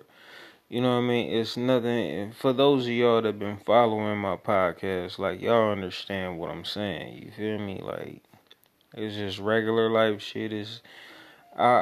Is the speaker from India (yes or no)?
no; Oakland, California, United States; I'm from East Oakland, California